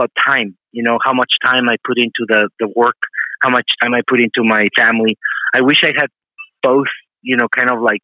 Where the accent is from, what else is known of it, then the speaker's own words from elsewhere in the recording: Mexico; now in New York, United States; I live in New York, but I grew up in Mexico